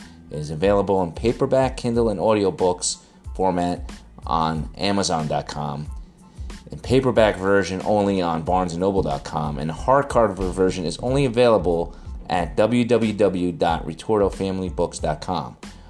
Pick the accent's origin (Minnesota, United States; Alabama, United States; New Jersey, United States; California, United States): New Jersey, United States; I'm from New Jersey, so we're on the same time zone.